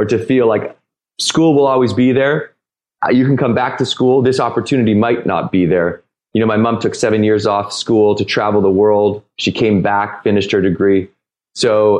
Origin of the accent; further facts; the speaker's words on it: Victoria, British Columbia, Canada; I grew up in Victoria, BC, in Canada